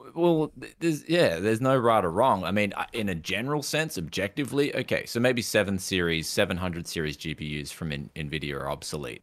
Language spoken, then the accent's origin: English; Queensland, Australia; I come from Queensland in Australia